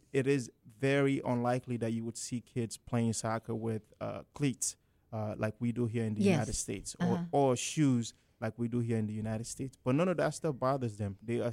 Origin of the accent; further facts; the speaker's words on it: Sierra Leone; I'm from Sierra Leone, West Africa, and Sierra Leone is located on the west coast of Africa, by the Atlantic Ocean.